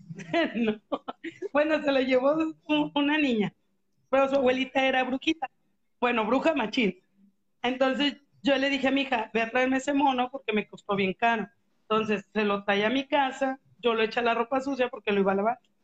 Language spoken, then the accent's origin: Spanish; Guadalupe, Nuevo León, Mexico; yo ahí crecí aquí en Guadalupe